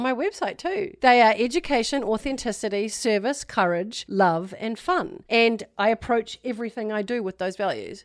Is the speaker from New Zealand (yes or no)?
yes; New Zealand; moved away; I'm from New Zealand originally